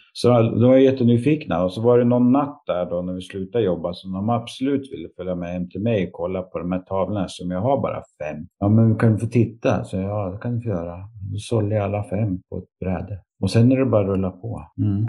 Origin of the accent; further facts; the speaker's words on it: Sundsvall, Västernorrland County, Sweden; flyttade jag hem till min hemstad när jag blev pappa